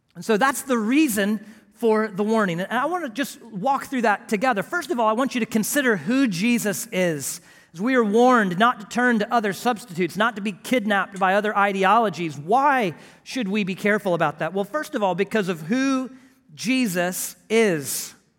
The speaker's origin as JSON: {"language": "English", "town": "Houston", "region": "Texas", "country": "United States", "tie": "born or raised there", "said": "grew up as a flatlander in Houston, Texas"}